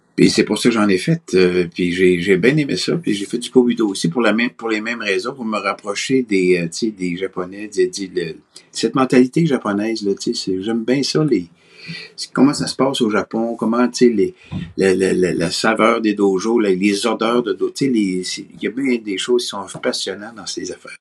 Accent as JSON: {"language": "French", "town": "Quebec City", "region": "Quebec", "country": "Canada", "tie": "born or raised there", "said": "je viens de Québec. Je suis né à Québec"}